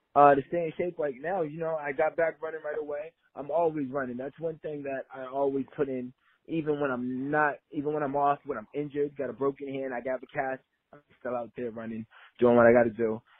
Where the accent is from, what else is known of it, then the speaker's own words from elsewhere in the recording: Lynn, Massachusetts, United States; now in Los Angeles, United States; I grew up in Lynn, Massachusetts.